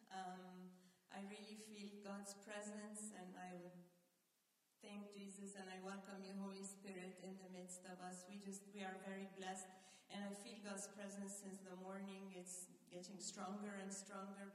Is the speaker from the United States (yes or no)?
no; Egypt; moved away; when we were growing up in Egypt